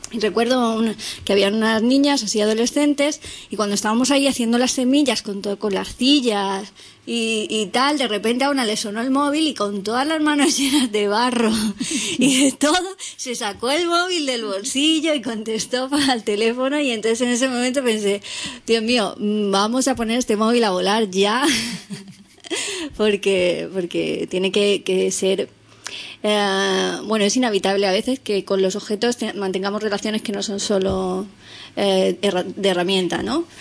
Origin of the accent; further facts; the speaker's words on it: Elche, Valencian Community, Spain; los tres somos de Elche, de Alicante